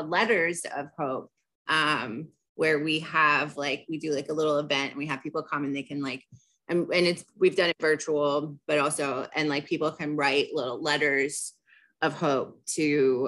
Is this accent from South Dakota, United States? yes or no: no; Philadelphia, Pennsylvania, United States; I grew up in Center City, Philadelphia